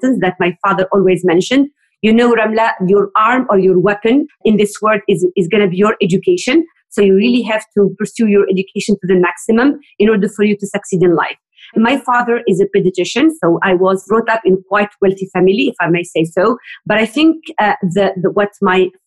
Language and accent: English; Tunisia; moved away as an adult; also born or lived in Montreal, Canada / London, United Kingdom; now in United Kingdom; I am originally from Tunisia.